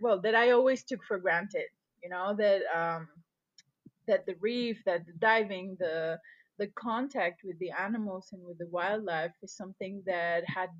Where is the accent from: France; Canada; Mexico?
Mexico; Puerto Morelos, Quintana Roo; I was born in Mexico, and I grew up in a place called Puerto Morelos. And this is a very small fishing village on the coast of Quintana Roo